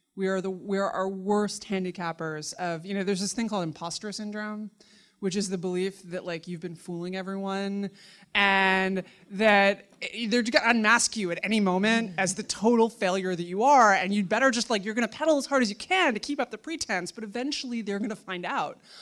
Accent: New York City, New York, United States; I grew up in Manhattan in the seventies and early eighties

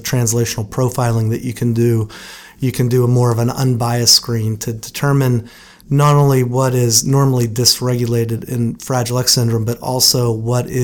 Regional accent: Butler, Pennsylvania, United States; I grew up in Butler, Pennsylvania, which is a steel town just north of Pittsburgh

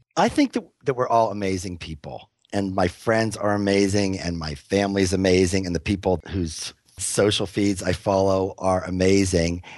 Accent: Pittsburgh, Pennsylvania, United States; now in Boulder, United States; where I grew up in Pittsburgh

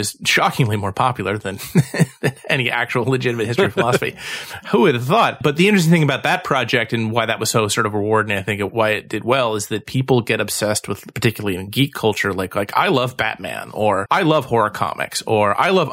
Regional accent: Cleveland, Ohio, United States; I'm from Cleveland, like Harvey is

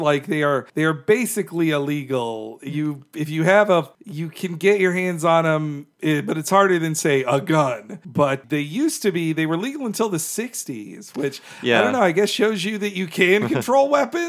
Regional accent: Florida, United States; I didn't have 7-Elevens where I grew up in Florida. We had Little Champs.

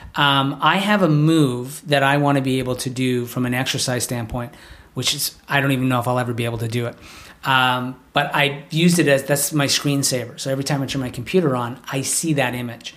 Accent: Canada; being Canadian

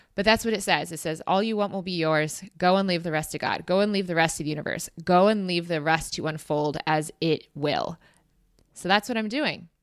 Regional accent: United States; as an American

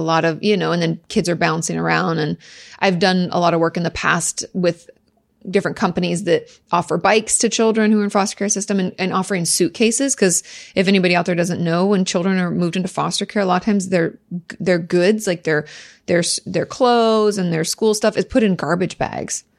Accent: near Olympia, Southwest Washington, United States; In Washington State, in Southwest Washington, just outside of, uh, Olympia

